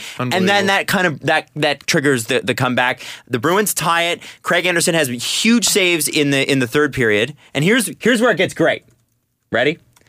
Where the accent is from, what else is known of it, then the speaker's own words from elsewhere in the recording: Toronto, Ontario, Canada; I'm from Scarborough originally.